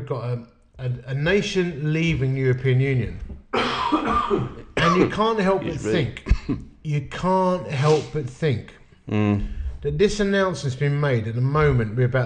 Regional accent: United Kingdom; I'm a British bloke.

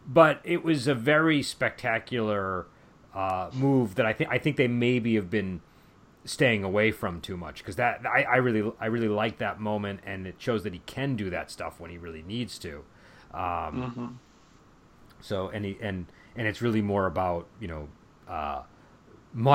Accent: United States; as an American

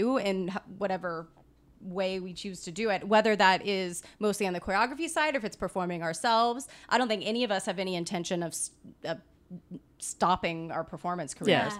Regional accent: Napa, California, United States; now in Los Angeles, United States; my hometown back in Napa

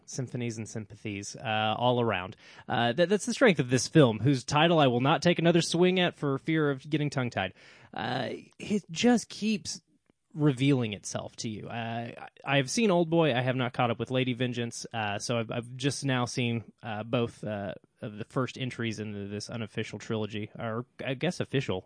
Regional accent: United States; me as an American

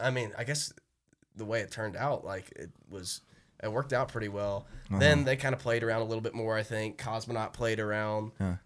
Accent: St. Simons Island, Georgia, United States; moved away as an adult; now in Athens, United States; Me and him are buddies from home. We're both from St. Simon's Island.

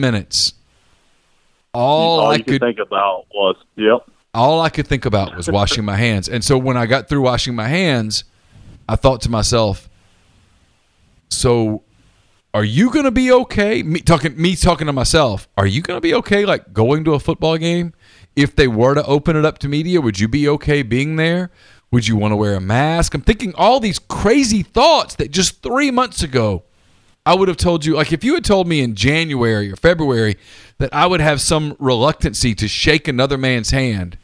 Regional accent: Louisiana, United States; also born or lived in Alabama; now in Mississippi, United States; I've lived my entire life in the South. I grew up in Louisiana

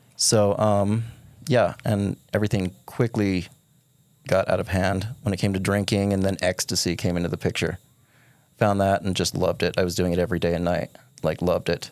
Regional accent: Kanab, Utah, United States; born and raised in Kanab.

